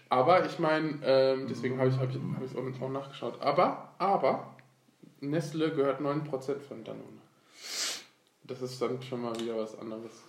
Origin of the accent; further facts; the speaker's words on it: Turkey; Duschen, ich bin Türke, wenn man sich...